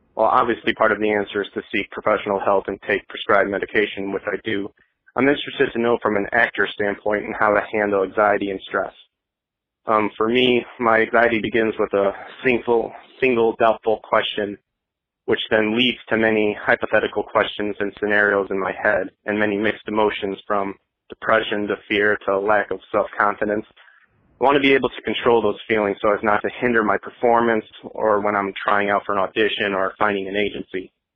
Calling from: Nashville, Tennessee, United States; I'm calling from Nashville, Tennessee

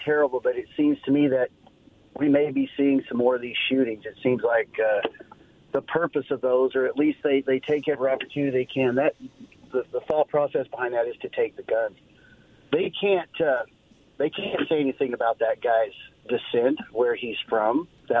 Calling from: Walla Walla, Washington, United States; Well, hey … from Walla Walla.

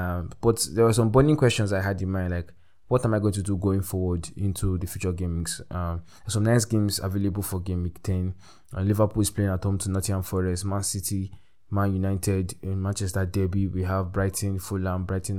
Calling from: Abuja, Federal Capital Territory, Nigeria; I'm recording from Abuja, Nigeria, the heart of Nigeria

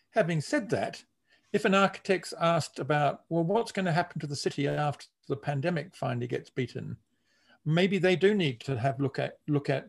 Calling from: Melbourne, Victoria, Australia; I'm speaking from Melbourne in Australia, and we are now facing the worst road congestion.

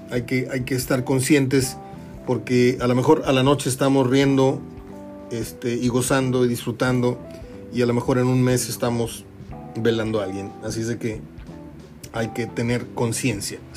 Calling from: Monterrey, Nuevo León, Mexico; Pato Corvo, desde Monterrey te estamos marcando. ¿Se oye poco? No, Pato … de Monterrey.

